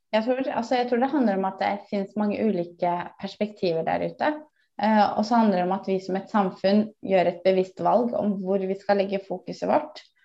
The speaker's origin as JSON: {"language": "Norwegian", "town": "Bærum", "region": "Akershus", "country": "Norway", "said": "jeg kommer fra Bærum og har nærhet til Oslo"}